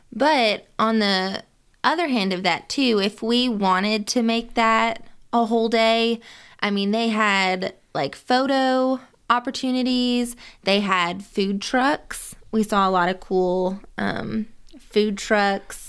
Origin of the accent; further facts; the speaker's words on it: Nashville, Tennessee, United States; we're from Nashville